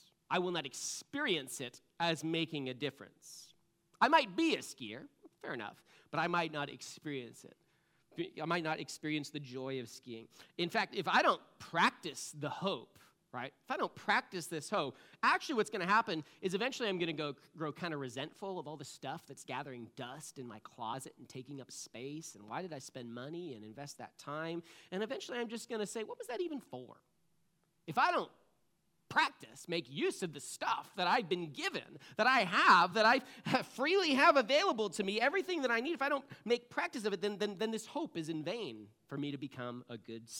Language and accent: English; Connecticut, United States; moved away; You know, I moved here from Connecticut. We have skiing on the East Coast, but I like to call it, it's more like downhill ice skating, right?